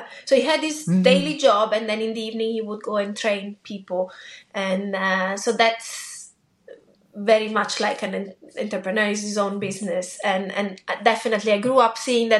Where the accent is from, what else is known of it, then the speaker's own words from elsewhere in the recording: Italy; moved away; in Italy, I grew up in Italy.